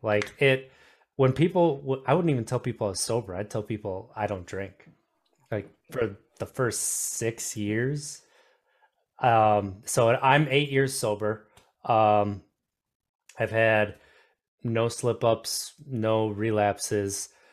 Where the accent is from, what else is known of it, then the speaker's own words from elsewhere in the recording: Wisconsin, United States; I grew up in Wisconsin